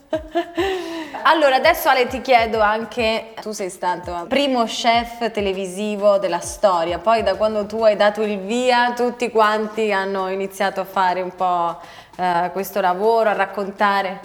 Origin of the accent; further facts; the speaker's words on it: Sicily, Italy; da siciliana